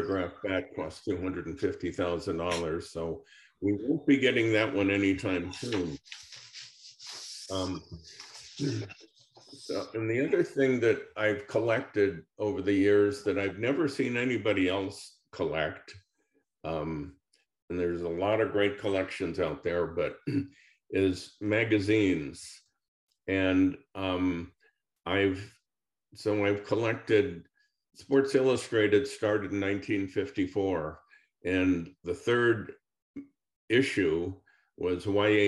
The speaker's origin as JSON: {"language": "English", "town": "San Francisco", "region": "California", "country": "United States", "tie": "born or raised there", "said": "I was born and raised in San Francisco"}